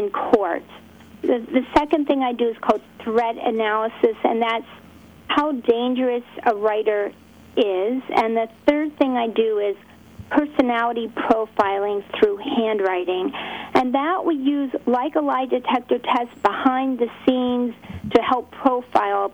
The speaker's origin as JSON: {"language": "English", "town": "Pittsburgh", "region": "Pennsylvania", "country": "United States", "said": "I'm from Pittsburgh"}